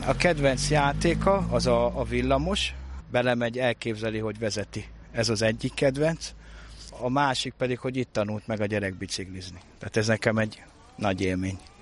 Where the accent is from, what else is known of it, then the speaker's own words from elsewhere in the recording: Budapest, Hungary; én itt nőttem fel